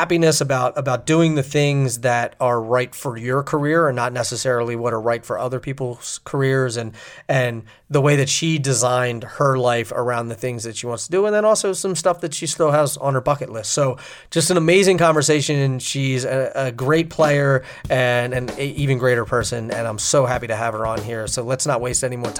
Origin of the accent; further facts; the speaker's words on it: outside of Philly, Pennsylvania, United States; I grew up outside of Philly